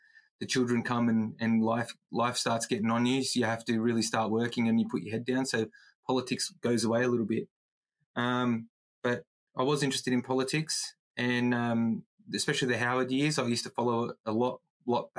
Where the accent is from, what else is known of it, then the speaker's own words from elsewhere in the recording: Campbelltown, New South Wales, Australia; also born or lived in Auburn, New South Wales; So I was born in Auburn Hospital, because that's where we were born back in the day, in the 80s. And then my family's been rooted in Campbelltown, so I've been in Campbelltown all my life.